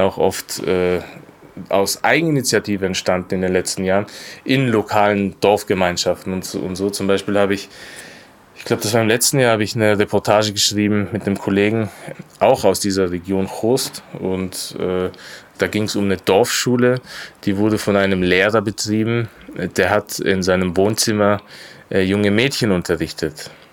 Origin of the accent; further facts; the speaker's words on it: Austria; ich bin in Österreich geboren und aufgewachsen